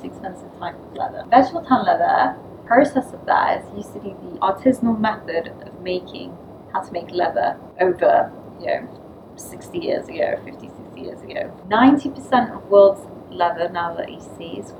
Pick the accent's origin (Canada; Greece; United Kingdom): United Kingdom; London; I'm from Bethnal Green